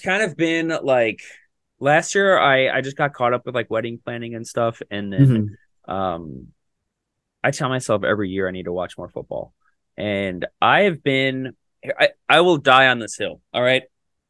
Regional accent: Minnesota, United States; now in Indianapolis, United States; I'm from Minnesota. I like the Vikings

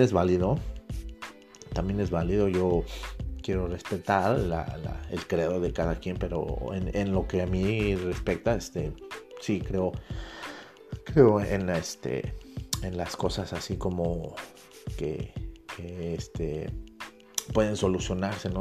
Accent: Mexico; como mexicano

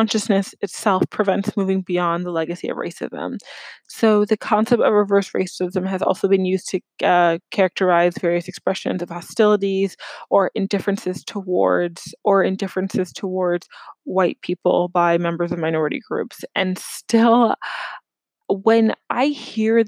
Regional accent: New York City, New York, United States; moved away as an adult; also born or lived in Ohio; now in Chicago, United States; growing up in New York City, I was immersed in various groups

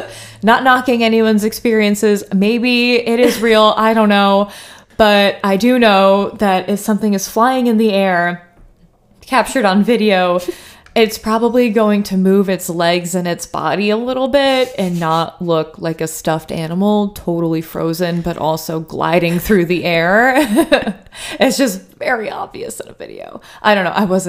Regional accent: New Jersey, United States; I spent a lot of time in the Pine Barrens when I was growing up in New Jersey and had my share of strange experiences.

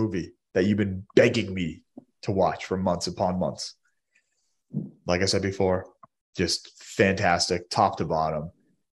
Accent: Boston area, Massachusetts, United States; I'm from Boston. I'm from the Boston area, root for all the Boston teams, all the New England teams

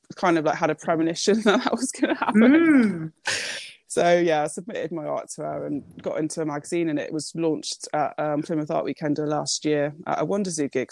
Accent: Japan; I was born in Japan

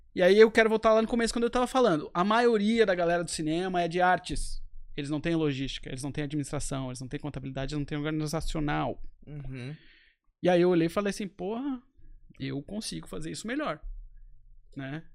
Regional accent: Florianópolis, Santa Catarina, Brazil; moved away as an adult; also born or lived in United States; eu sou de Florianópolis, tive minha uhum. vida inteira aqui

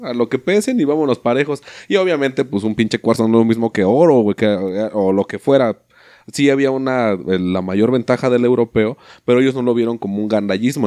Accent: Mexico

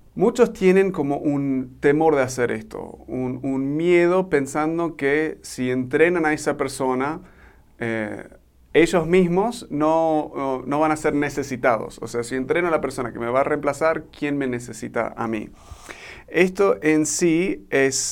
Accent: Argentina; born or raised there; now in Mexico

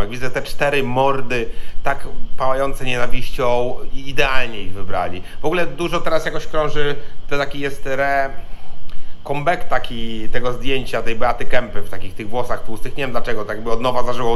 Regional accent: Świdnik, Lublin Voivodeship, Poland; also born or lived in Gdańsk / Poznań / Warsaw; now in Kraków, Poland; ja jestem z małego Świdnika Podlubelskiego

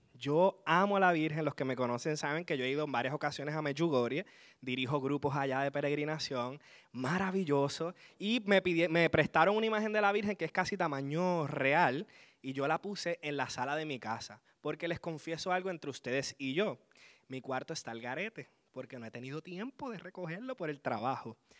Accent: Aguada, Puerto Rico; Vengo desde el hermoso pueblo de Aguada, donde le llaman el Vaticano de Puerto Rico

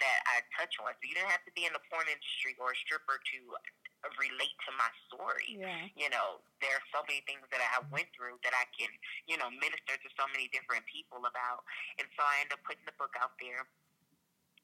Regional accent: Los Angeles, California, United States; I'm from Los Angeles, so a lot of people in L.A. knew about me

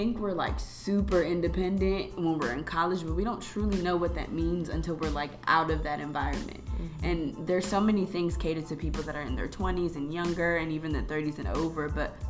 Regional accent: Chicago, Illinois, United States; also born or lived in North Carolina; We're from Chicago, and we attended Whitney Young.

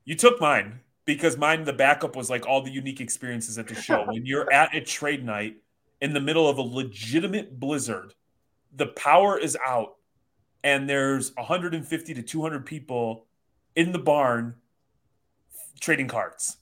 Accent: Chicago, Illinois, United States; now in Michigan, United States

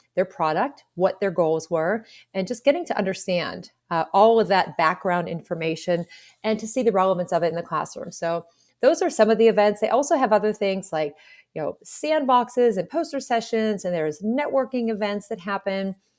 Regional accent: Pittsburgh, Pennsylvania, United States; I'm from Pittsburgh

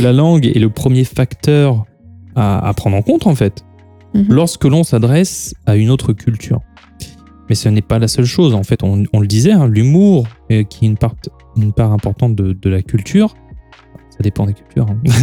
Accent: France; nous sommes des Gaulois réfractaires

